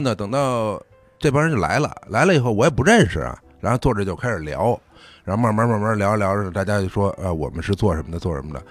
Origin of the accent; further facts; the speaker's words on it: Beijing, China; 因为我从小是北京长大嘛